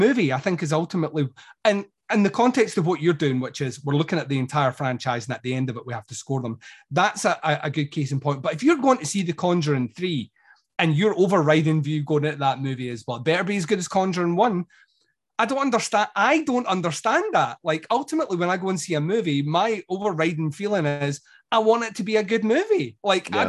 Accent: Scotland, United Kingdom; I'm Scottish

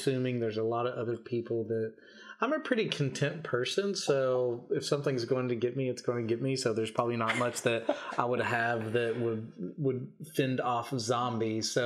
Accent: Kentucky, United States; moved away as an adult; now in Australia; I'm from Kentucky, a landlocked state back in the United States

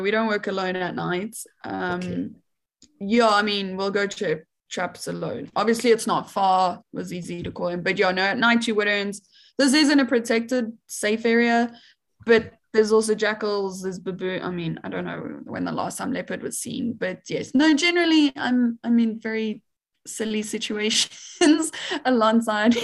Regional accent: Johannesburg, Gauteng, South Africa; I am South African. Like, I was born and raised in Johannesburg in the city

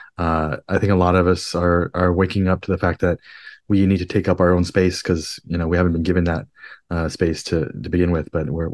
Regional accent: New Jersey, United States; also born or lived in Queens, New York; now in San Francisco, United States; I'm from the East Coast originally. I live in San Francisco now, but I was born in Queens, New York, moved to New Jersey when I was three. And then grew up in New Jersey.

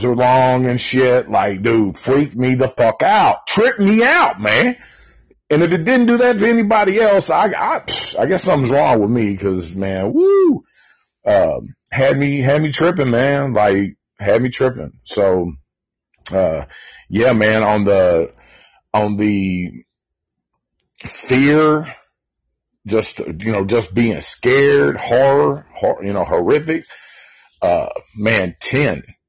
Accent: Nashville, Tennessee, United States; we are from Nashville

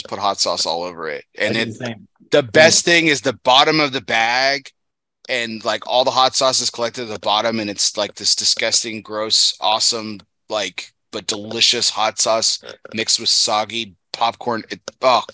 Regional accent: El Paso, Texas, United States; I grew up in El Paso, and they love hot sauce there too

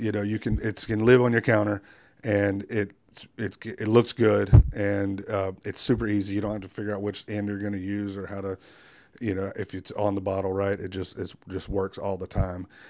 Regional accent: Wilmington, North Carolina, United States; I'm born and raised in Wilmington

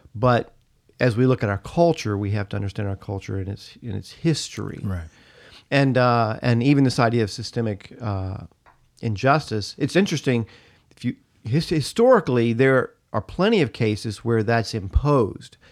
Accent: United States; being an American and being proud to be an American

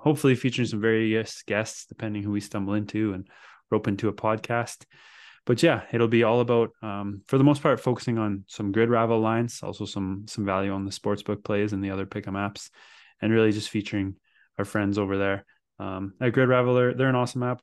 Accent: Canada; as a Canadian

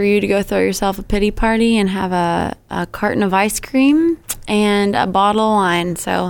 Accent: Sandwich, Massachusetts, United States; moved away as an adult; now in Nashville, United States; I've been living in Nashville for the past 5 years. I grew up in Sandwich, so a little, you know, the first town on the Cape.

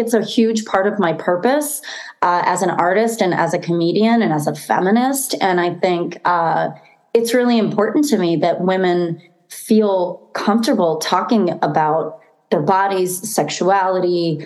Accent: Boston, Massachusetts, United States; moved away; I'm originally from Boston.

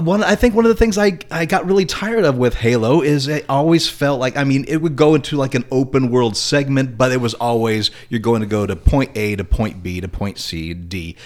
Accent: Indiana, United States; moved away; my hometown in Indiana

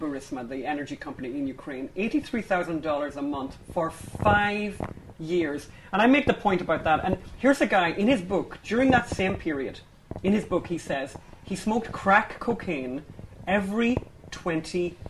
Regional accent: Ireland; as Irish people

